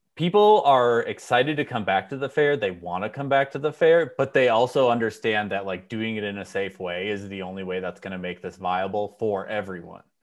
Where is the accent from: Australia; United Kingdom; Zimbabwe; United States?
United States; Minnesota; now in California, United States; I grew up in Minnesota